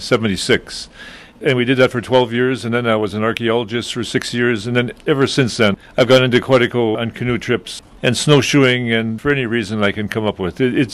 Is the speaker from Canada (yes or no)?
yes; Canada; I'm Canadian, though.